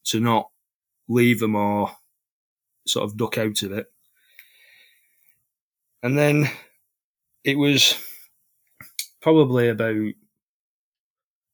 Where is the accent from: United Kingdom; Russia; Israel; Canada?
United Kingdom; Bolton, North West England; I'm 42 from Bolton